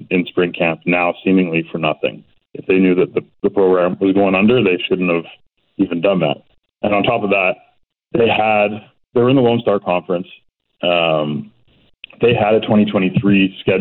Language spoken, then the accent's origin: English; Burnaby, British Columbia, Canada; also born or lived in Coquitlam; I'm from Burnaby originally, literally at the bottom of Burnaby Mountain.